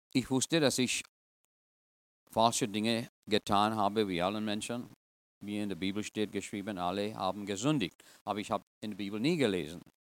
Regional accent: Trinidad & Tobago; German is a second language; also born or lived in India (ancestry); now in United States; Ich bin eigentlich in Trinidad geboren, aber in einer indischen Gesellschaft

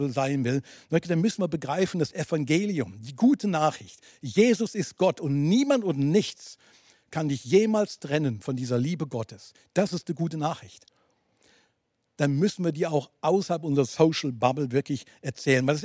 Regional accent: Basel, Switzerland; Ähm, du weißt, ich komme aus der Region Basel.

